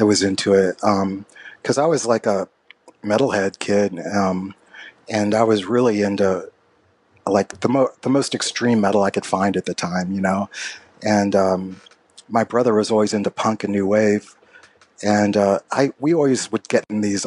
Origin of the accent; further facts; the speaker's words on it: Louisville, Kentucky, United States; growing up in Louisville, Kentucky